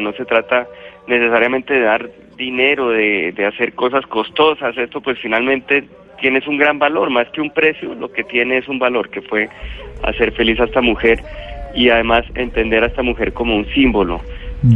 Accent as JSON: {"language": "Spanish", "country": "Colombia"}